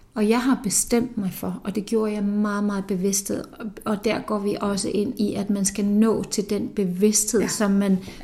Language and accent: Danish; Iceland; moved away; nu kommer jeg fra Island